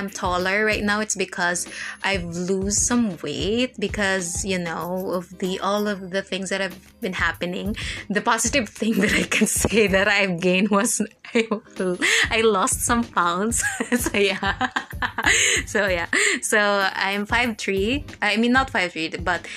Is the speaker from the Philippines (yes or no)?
yes; Philippines; I'm a Filipino